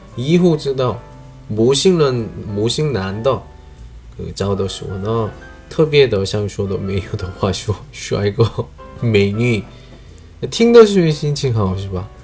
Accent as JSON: {"language": "Chinese", "country": "South Korea", "second_language": "Chinese", "moved": "as an adult", "lives_now": "China", "said": "我是来自韩国外教"}